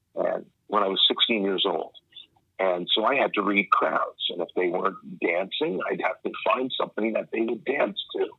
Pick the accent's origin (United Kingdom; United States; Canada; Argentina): Canada; Woodstock, Ontario; also born or lived in Winnipeg, Manitoba; my parents they moved to, to Ontario, Canada, uh, and uh, because my my family, my on my dad's side, were were, were based there, and uh, so I grew up there just as a kid, uh, small town called Woodstock, Woodstock, Ontario